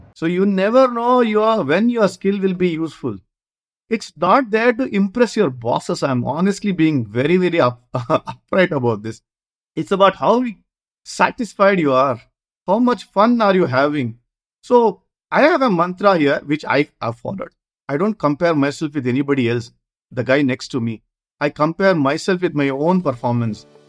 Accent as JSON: {"language": "English", "town": "Bangalore", "region": "Karnataka", "country": "India", "tie": "born or raised there", "said": "I come from Bangalore South, which is the hub of uh, tennis ball cricket"}